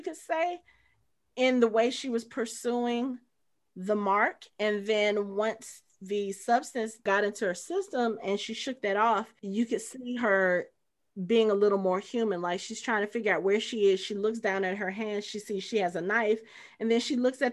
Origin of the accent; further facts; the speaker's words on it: United States; I'm American